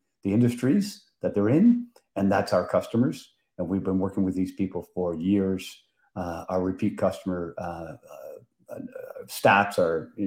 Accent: Prince Edward Island, Canada; moved away as an adult; also born or lived in New Brunswick; now in Ottawa, Canada; So I'm from Prince Edward Island, and I went to UPEI

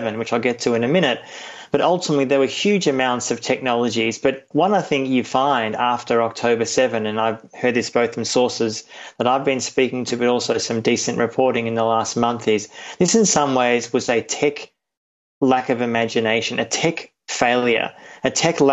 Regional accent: Australia; I'm Australian, but also a German citizen.

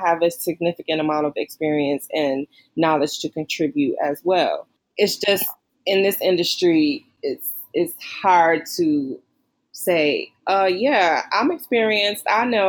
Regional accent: Midwest, United States; And I'm like, yeah, you know, I'm from the Midwest.

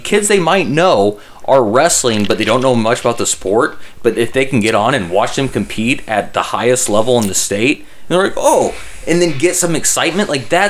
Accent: Carroll, Iowa, United States; Okay, we're from Carroll.

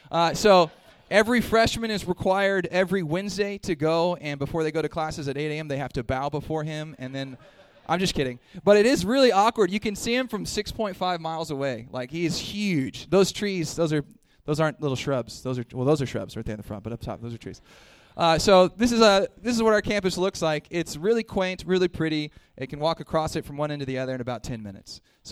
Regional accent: Texas, United States; moved away; I'm from Texas.

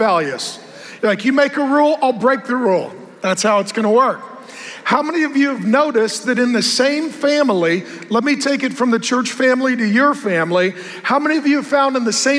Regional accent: West Coast, United States; I come from the West Coast.

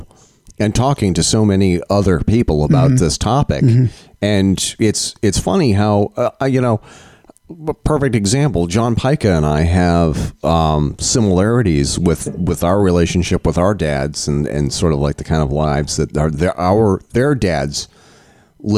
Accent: Vermont, United States; I'm from Vermont

